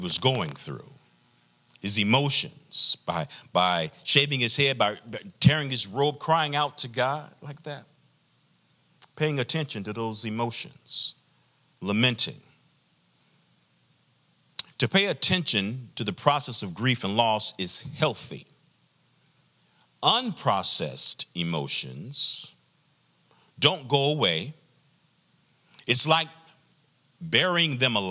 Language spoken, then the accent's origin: English; the South, United States; I'm from the South, traditional Black community, Black church experience